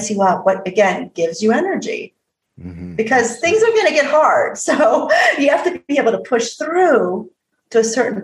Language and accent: English; Midwest, United States; moved away as an adult; also born or lived in Alaska; growing up in the Midwest in the 80s